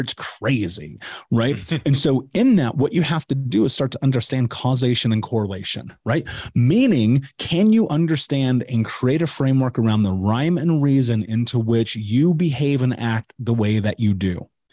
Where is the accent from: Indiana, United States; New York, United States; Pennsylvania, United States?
Indiana, United States; Indianapolis; I grew up in Indianapolis